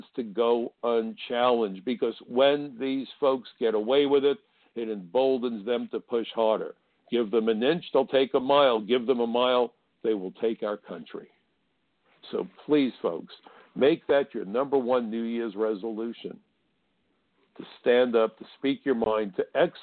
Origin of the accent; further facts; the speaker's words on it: New York City, New York, United States; I come from Brooklyn, where schoolyard fistfights were not uncommon